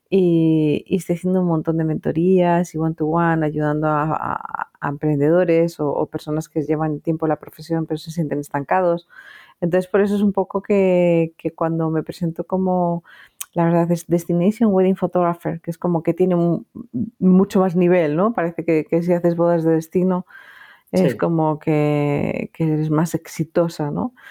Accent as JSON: {"language": "Spanish", "town": "Madrid", "region": "Community of Madrid", "country": "Spain", "tie": "born there", "also_born_or_lived": "Ibiza", "moved": "as an adult", "said": "yo nací en Madrid, eh, pero a los 19 años me marché, estuve viviendo. Tengo 26 mudanzas"}